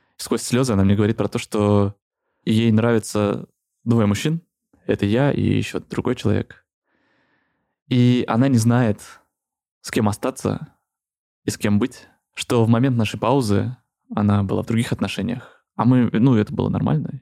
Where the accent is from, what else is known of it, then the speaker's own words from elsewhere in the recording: Moscow, Russia; Я из Москвы